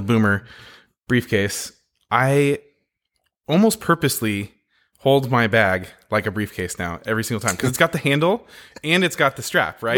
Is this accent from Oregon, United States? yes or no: yes; Oregon, United States; also born or lived in California / Texas; I'm from Oregon.